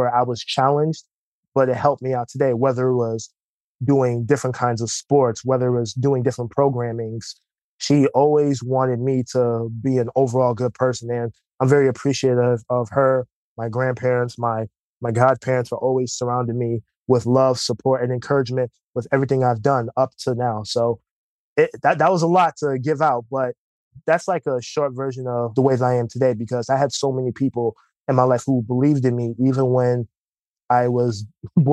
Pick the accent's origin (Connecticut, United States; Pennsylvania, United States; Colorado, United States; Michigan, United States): Connecticut, United States; Bloomfield; So I'm from Bloomfield, Connecticut. It's a suburb right next to Hartford, Connecticut. Been there my whole life, really, for the most part